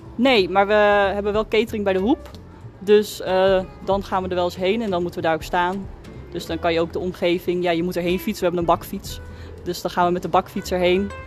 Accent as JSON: {"language": "Dutch", "town": "Schagen", "region": "North Holland", "country": "Netherlands", "said": "ik kom zelf uit Schagen"}